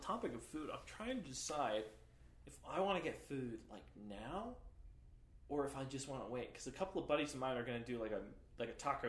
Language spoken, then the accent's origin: English; New York, United States; moved away as an adult; now in Provo, United States; I'm from New York.